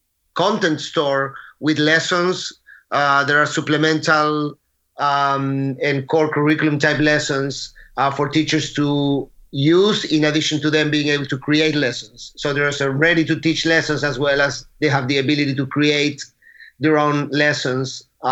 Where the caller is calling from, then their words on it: Aventura, Florida, United States; I'm in Miami, Florida, actually in Aventura, a little bit north of Miami.